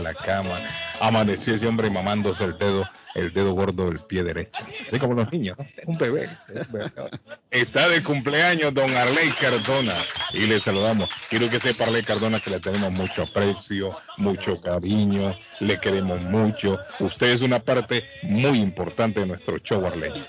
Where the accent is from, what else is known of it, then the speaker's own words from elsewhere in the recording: Honduras; now in Massachusetts, United States; en Honduras, en mi país